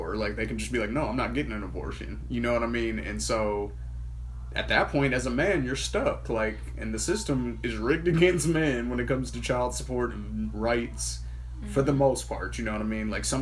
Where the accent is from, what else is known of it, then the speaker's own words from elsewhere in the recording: Michigan, United States; now in Gilbert, United States; I'm not even from out here. Like, you see on my ID that it says I'm from Michigan.